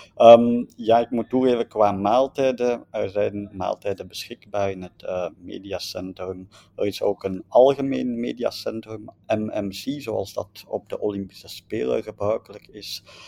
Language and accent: Dutch; Belgium; wij als Belgen of als West-Europeanen